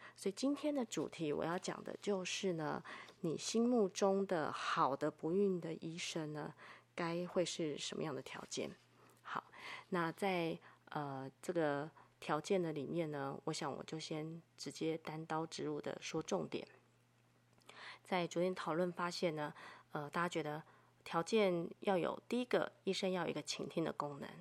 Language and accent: Chinese; Taiwan; 我生在台湾